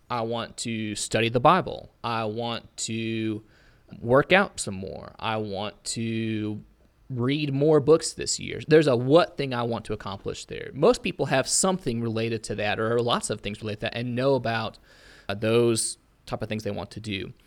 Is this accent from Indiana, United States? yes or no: yes; Auburn, Indiana, United States; I'm originally from Auburn, Indiana